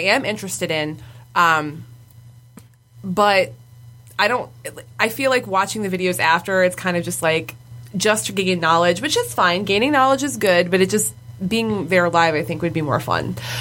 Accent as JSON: {"language": "English", "town": "Wyandotte", "region": "Michigan", "country": "United States", "said": "we're from downriver, so like uh, we're from Wyandotte"}